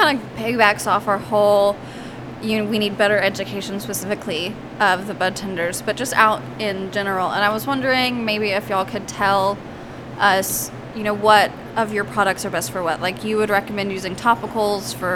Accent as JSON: {"language": "English", "area": "Fort Worth area", "region": "Texas", "country": "United States", "tie": "born or raised there", "moved": "as an adult", "lives_now": "Oklahoma, United States", "said": "we are Texas born"}